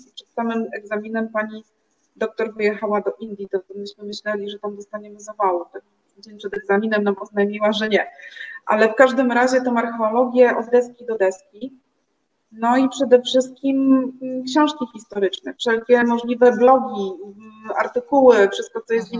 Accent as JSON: {"language": "Polish", "town": "Gdynia", "region": "Pomeranian Voivodeship", "country": "Poland", "also_born_or_lived": "Gdańsk", "lives_now": "Rumia, Poland", "said": "jestem mieszkanką Rumi, e, aczkolwiek pochodzę z Gdyni, więc z pięknego Trójmiasta"}